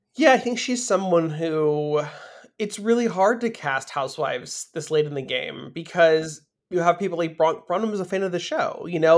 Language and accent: English; Beverly Hills, California, United States; also born or lived in San Fernando Valley, California; I grew up in Beverly Hills